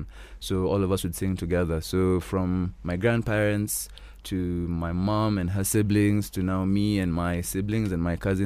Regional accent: Kenya; me being the Kenyan I am

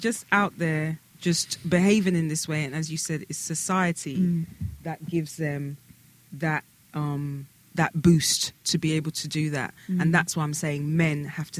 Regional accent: London, United Kingdom; Hi, we're We're from London.

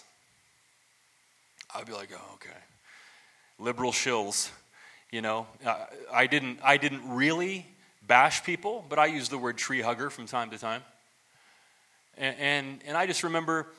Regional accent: Ohio, United States; now in Phoenix, United States; growing up in the 80s, in my hometown in Ohio

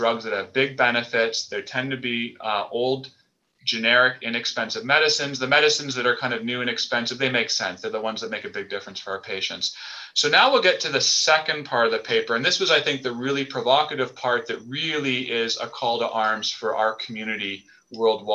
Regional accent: Canada; I'm Canadian

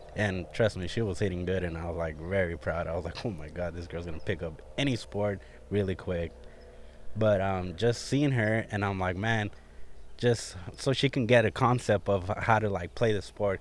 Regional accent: Artesia, California, United States; I grew up in Artesia, California. I lived there for pretty much thirty-one years

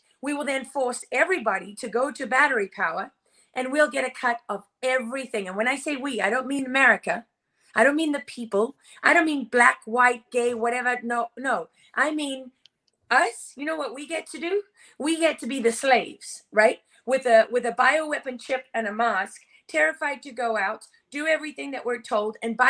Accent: Sicily, Italy; also born or lived in Africa; Okay, I'm Sicilian, and I was born and raised in Africa.

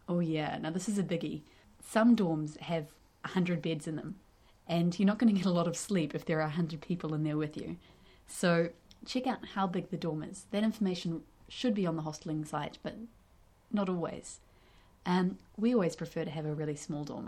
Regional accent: North Island of New Zealand, New Zealand; we're from the North Island

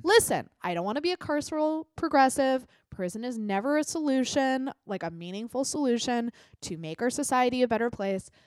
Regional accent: United States; we as American Facebook users

